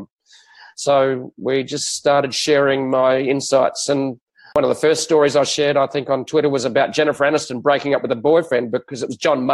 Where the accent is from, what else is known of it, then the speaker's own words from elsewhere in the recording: Australia; as an Australian